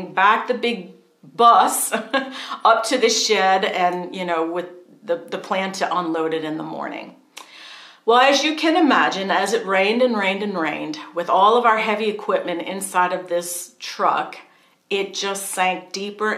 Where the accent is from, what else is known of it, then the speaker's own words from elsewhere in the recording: New Orleans, Louisiana, United States; moved away as an adult; We moved here from New Orleans, been there pretty much all of our lives